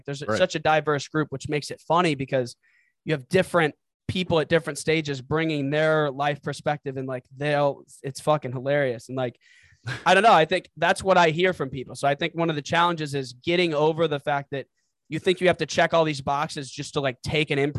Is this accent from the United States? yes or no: yes; St. Louis, Missouri, United States; moved away as an adult; also born or lived in Los Angeles; now in Chicago, United States; growing up in the Midwest, like St. Louis culture